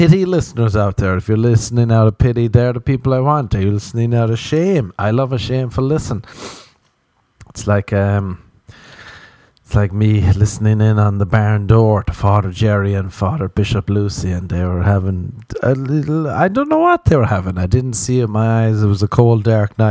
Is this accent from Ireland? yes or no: yes; Ireland; growing up in Ireland